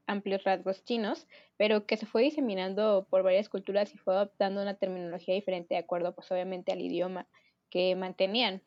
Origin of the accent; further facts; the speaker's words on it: Mexico; somos mexicanos